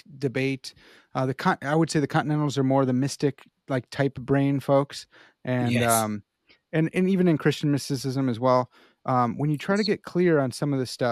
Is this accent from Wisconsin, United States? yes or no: no; Chicago, Illinois, United States; accent: Chicago; my Chicago accent